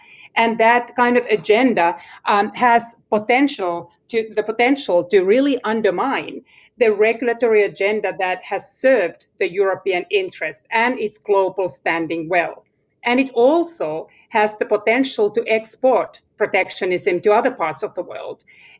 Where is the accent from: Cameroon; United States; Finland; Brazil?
Finland; Alex and I come from Finland